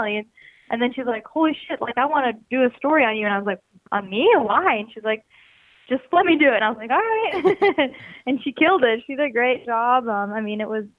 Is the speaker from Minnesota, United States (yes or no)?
yes; Minnesota, United States; moved away as an adult; now in Portland, United States; I'm from Minnesota and I lived there my whole life until I moved to Portland.